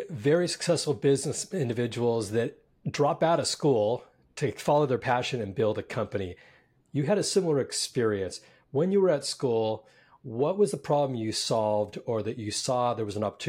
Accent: Silicon Valley, California, United States; also born or lived in San Francisco / New York City / Orange County; Of course, I'm much older, but we're both from Silicon Valley.

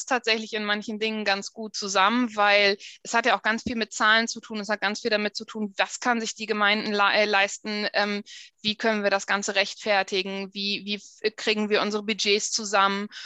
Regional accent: Frankfurt am Main, Hesse, Germany; born there; also born or lived in Berlin / Wesermarsch / Oldenburg; Also ich bin in Frankfurt geboren, in Frankfurt am Main. Ich habe lange in Berlin gelebt, lange aber auch in der Wesermarsch

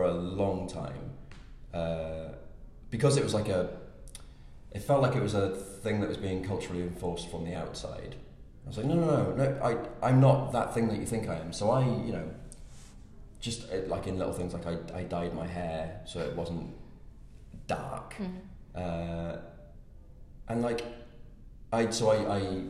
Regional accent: South Wales, United Kingdom; I grew up in South Wales

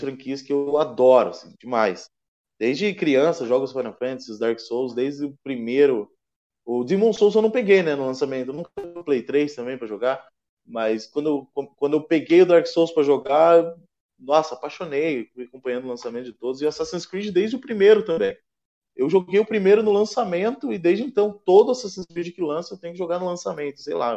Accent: Curitiba, Paraná, Brazil; eu sou de Curitiba

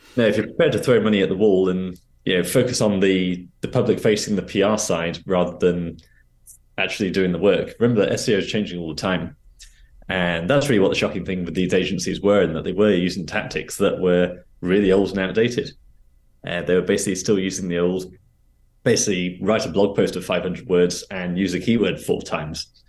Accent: Reading, South East England, United Kingdom; moved away as an adult; also born or lived in London; I was back in my hometown in Reading

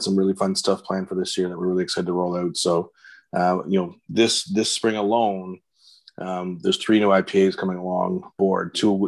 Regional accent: Pickering, Ontario, Canada; moved away as an adult; now in Ottawa, Canada; I grew up in the Toronto area, just east of Toronto in Pickering, Ontario

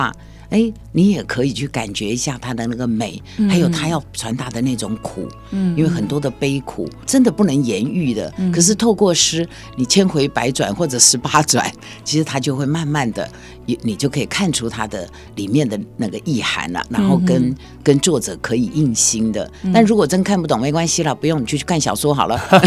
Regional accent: Taichung, Taiwan; moved away; also born or lived in Taipei; 这是我的家乡。

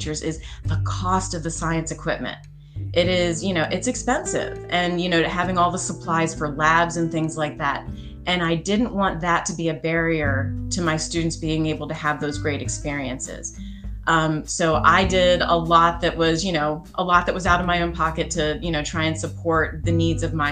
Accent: Pennsylvania, United States; I grew up in Pennsylvania

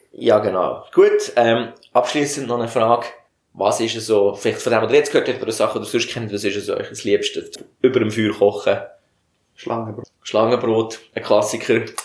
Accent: Bern, Switzerland; wir kommen aus dem Kanton Bern

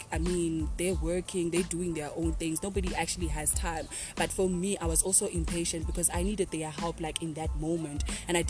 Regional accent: King William's Town, Eastern Cape, South Africa; moved away as an adult; now in Potchefstroom, South Africa; I'm originally from the Eastern Cape in King Williamstown, and I am currently in Potchefstroom

